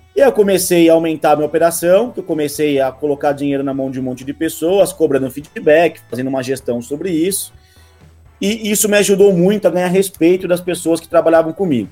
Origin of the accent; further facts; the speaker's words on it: Rio Claro, São Paulo, Brazil; moved away as an adult; now in São Paulo, Brazil; eu sou do interior de São Paulo, de Rio Claro, e vim para São Paulo há praticamente seis anos